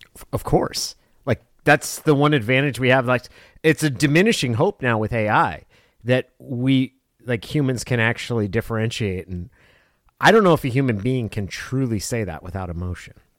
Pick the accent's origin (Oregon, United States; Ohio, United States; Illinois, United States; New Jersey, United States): Oregon, United States; Klamath Falls; growing up in Klamath Falls